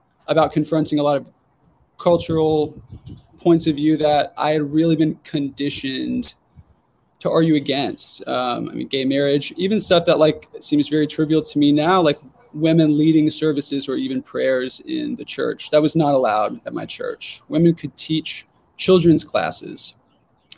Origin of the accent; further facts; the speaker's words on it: Jonesboro, Arkansas, United States; In Jonesboro, Arkansas, which is where I grew up